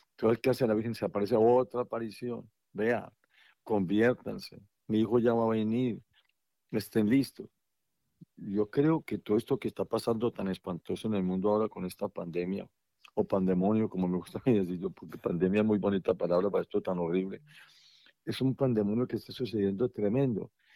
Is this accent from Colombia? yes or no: yes; Colombia; para mí como colombiano